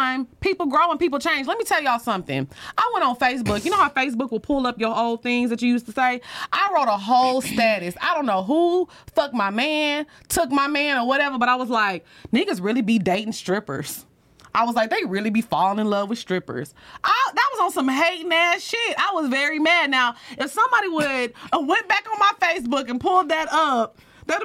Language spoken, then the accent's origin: English; Texas, United States; we're both from Texas, and we're like right on the border of Louisiana